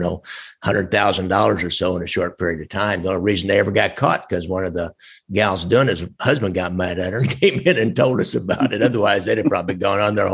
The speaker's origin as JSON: {"language": "English", "region": "Northwest Missouri", "country": "United States", "accent": "Northwest Missouri nasal twang", "said": "Actually, what I have is more a Northwest Missouri nasal twang, I would call"}